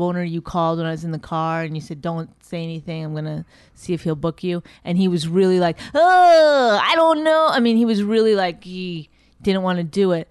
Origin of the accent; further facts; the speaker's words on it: New York City, New York, United States; also born or lived in Brooklyn; I grew up in Astoria